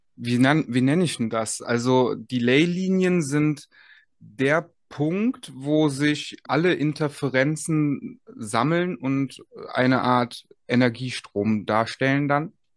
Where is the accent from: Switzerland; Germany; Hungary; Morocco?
Germany; Aachen, North Rhine-Westphalia; ich komme ja selber aus Aachen